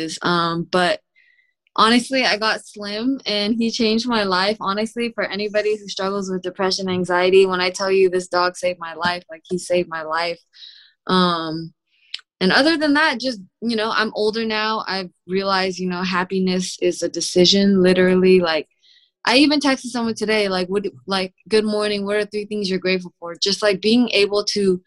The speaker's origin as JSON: {"language": "English", "town": "Sunnyvale", "region": "California", "country": "United States", "tie": "born or raised there", "said": "I'm from Sunnyvale, which is like the suburbs near San Jose in the Bay Area"}